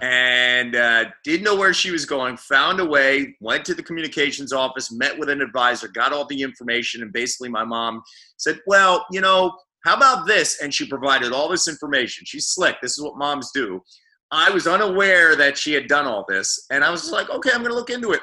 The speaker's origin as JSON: {"language": "English", "town": "Phoenixville", "region": "Pennsylvania", "country": "United States", "tie": "born or raised there", "also_born_or_lived": "Missouri / Sarasota", "moved": "as an adult", "said": "my hometown of Phoenixville or my university at Temple or the Philadelphia area"}